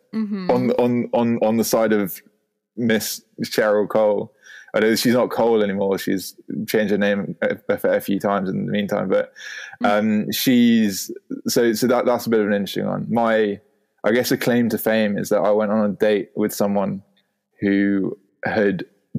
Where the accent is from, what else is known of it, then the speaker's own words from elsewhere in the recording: United Kingdom; accent: posh; within the UK, my accent does get taking the piss out of quite a lot because of if I'm in it's just a very classically I don't know well-educated like posh accent as it were.